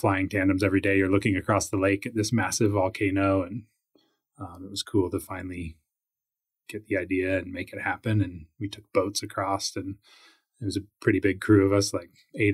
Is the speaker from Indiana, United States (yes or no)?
no; Boise, Idaho, United States; moved away as an adult; also born or lived in Salt Lake City, Utah; I grew up in Idaho. Okay. Grew up in Boise, and my dad moved around a little bit with the military.